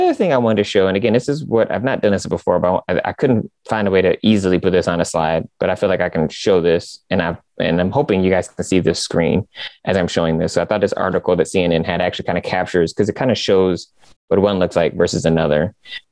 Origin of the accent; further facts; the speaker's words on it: Michigan, United States; I'm from Michigan.